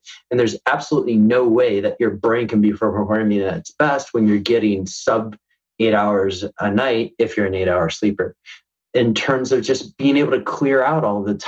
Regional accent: United States; I'm American, I have my passport

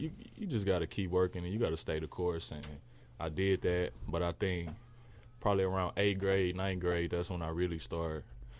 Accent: Missouri City, Texas, United States; I'm from the H, bro. I'm from Mo City.

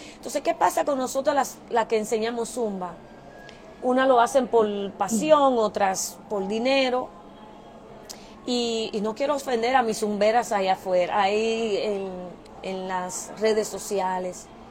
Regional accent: New York, United States; moved away as an adult; also born or lived in Dominican Republic; now in Indianapolis, United States; soy dominicana, vine desde pequeña aquí a New York, eh, me crié, estudié allá

